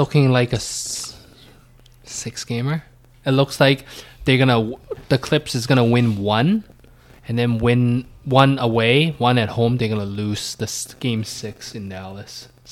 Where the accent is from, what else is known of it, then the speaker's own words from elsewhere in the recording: Canada; me being Canadian